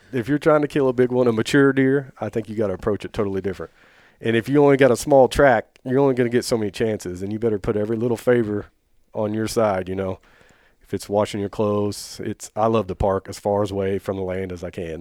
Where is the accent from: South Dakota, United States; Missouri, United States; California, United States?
Missouri, United States; Oak Grove; I grew up in Oak Grove